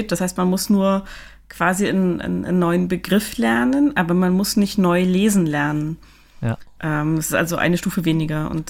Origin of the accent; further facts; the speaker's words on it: East Germany, Germany; Also, weil ich komme ja nun mal aus Ostdeutschland, ne? Ich habe ja so ein bisschen äh, Verknüpfungen Richtung Russland und ich habe mal versucht, Russisch zu lernen.